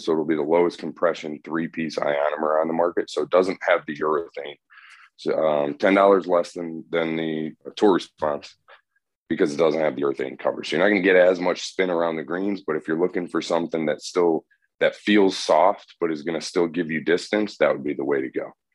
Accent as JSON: {"language": "English", "region": "Northeast", "country": "United States", "moved": "yes", "lives_now": "the South, United States", "said": "I'm from the Northeast"}